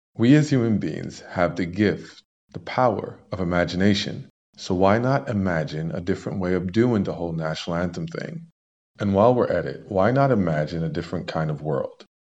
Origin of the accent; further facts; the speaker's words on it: Canada; as a Canadian